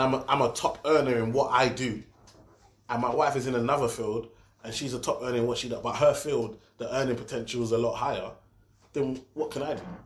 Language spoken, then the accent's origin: English; Nigeria; I'm Nigerian